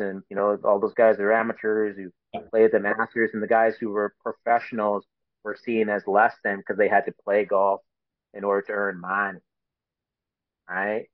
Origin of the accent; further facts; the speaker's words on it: Canada; being a Canadian